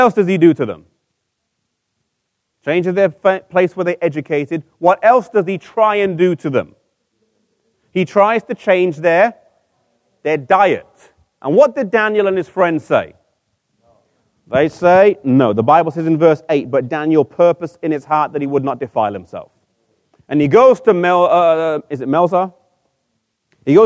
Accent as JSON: {"language": "English", "region": "England", "country": "United Kingdom", "said": "I'm from England, but I'm half Icelandic and half Mauritian."}